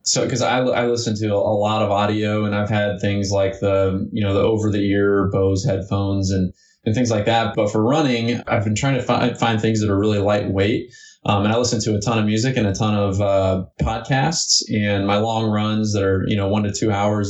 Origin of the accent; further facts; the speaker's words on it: Evansville, Indiana, United States; also born or lived in Florida; I grew up right here in Indiana, um, actually in southern Indiana, in a town called Evansville